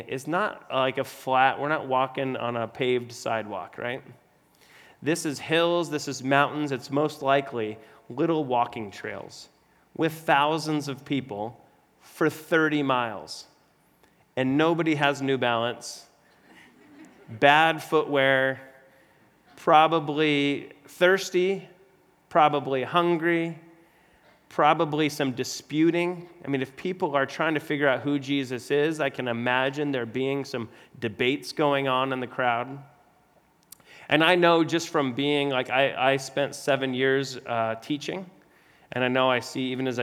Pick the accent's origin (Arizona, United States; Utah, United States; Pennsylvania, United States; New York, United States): Arizona, United States; I'm born and raised in Arizona